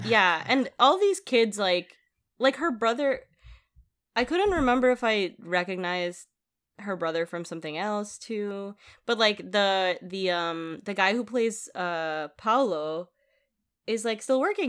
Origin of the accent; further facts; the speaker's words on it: Philippines; moved away; I grew up in the Philippines